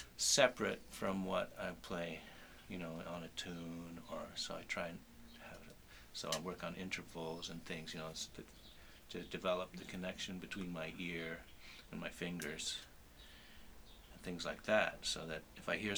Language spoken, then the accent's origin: English; Sudbury, Ontario, Canada; I grew up in Sudbury